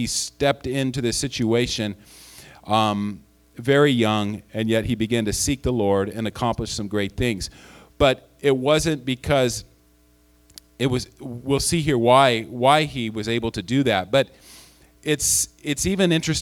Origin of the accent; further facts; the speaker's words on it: Chico, California, United States; I did return back to my hometown in Chico